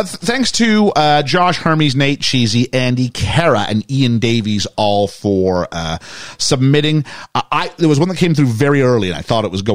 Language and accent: English; Canada; accent: Canadian; my Canadian tones.